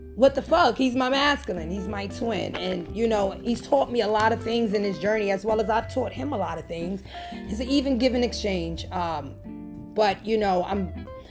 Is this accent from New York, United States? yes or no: yes; New York, United States; I'm from New York